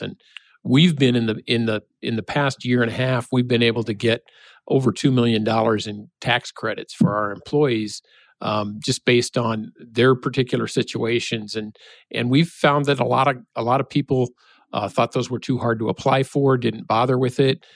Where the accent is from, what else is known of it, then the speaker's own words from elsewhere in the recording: Nebraska, United States; now in Minnesota, United States; I'm from Nebraska